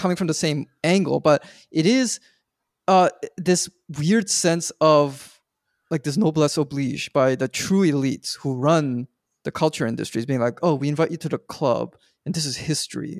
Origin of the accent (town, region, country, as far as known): Canada